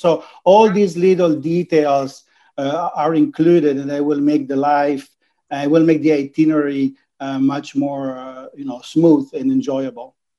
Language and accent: English; Venice, Veneto, Italy; English is a second language; I'm from Venice